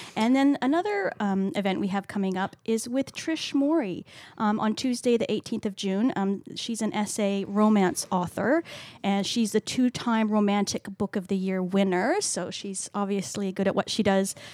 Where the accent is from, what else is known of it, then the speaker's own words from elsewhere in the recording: Canada; accent: Canadian; now in Australia; in case you couldn't tell from my accent, I'm Canadian